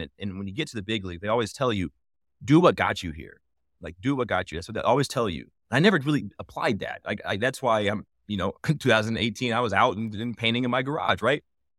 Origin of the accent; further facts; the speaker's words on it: Indianapolis, Indiana, United States; Yeah. So I'm from Indianapolis, hometown, like something near and dear to my heart.